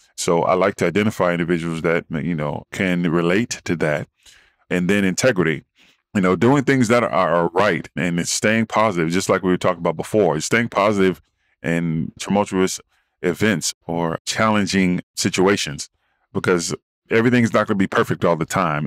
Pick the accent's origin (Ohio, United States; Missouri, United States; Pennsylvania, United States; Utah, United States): Ohio, United States; Dayton; moved away as an adult; also born or lived in Arizona; now in California, United States; I'm from Midwest town of Dayton, Ohio, and came out west to play football for Arizona State